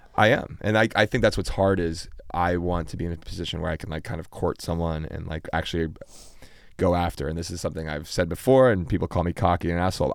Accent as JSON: {"language": "English", "town": "Pittsburgh", "region": "Pennsylvania", "country": "United States", "tie": "born or raised there", "also_born_or_lived": "Chicago", "said": "Originally, originally born in Chicago, and then we moved to Pittsburgh when I was"}